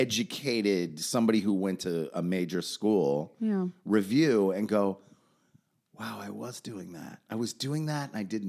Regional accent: Los Angeles, California, United States; born or raised there; also born or lived in Freeport, Long Island, New York

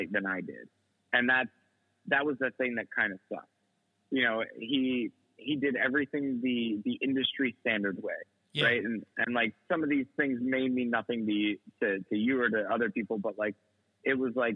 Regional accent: United States; also born or lived in New York; a byproduct of being American.

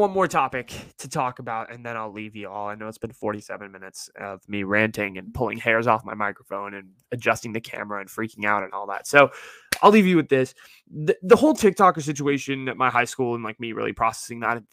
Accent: Silicon Valley, California, United States; I grew up in the Silicon Valley.

